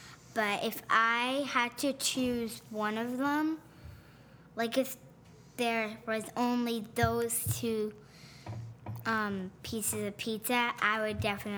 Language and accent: English; New York City, New York, United States; Because I was born in Brooklyn.